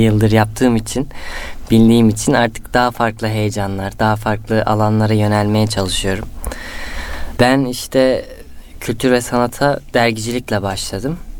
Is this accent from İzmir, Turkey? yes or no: no; Istanbul, Turkey; also born or lived in Antalya / Üsküdar, Istanbul; İstanbul Tuzla'da doğup büyüdüm. Aslen Antalyalıyım.